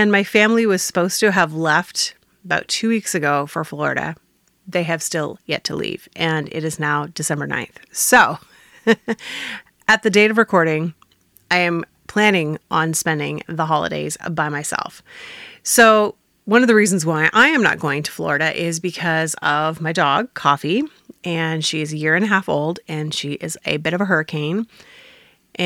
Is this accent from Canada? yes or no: yes; Northern Ontario, Canada; also born or lived in Cape Girardeau; I come from Northern Ontario